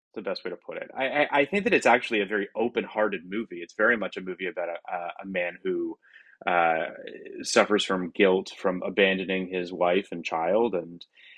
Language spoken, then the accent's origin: English; Toronto, Ontario, Canada; moved away; I'm from Toronto originally